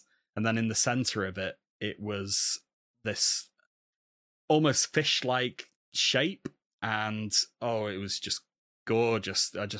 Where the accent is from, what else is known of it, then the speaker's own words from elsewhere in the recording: England, United Kingdom; hello, I'm a man from England and I want to look at your rubbish Eurypterids, please